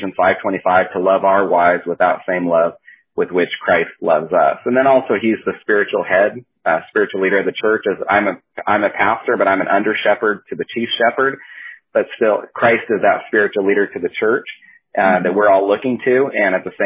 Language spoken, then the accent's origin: English; California, United States; also born or lived in Southwest Washington; now in Washington, United States; My wife and I grew up together in California.